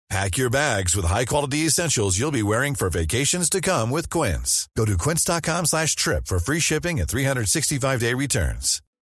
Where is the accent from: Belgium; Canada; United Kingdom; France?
Belgium; Flanders; French is a second language; Je suis flamand, mais je parle un peu de français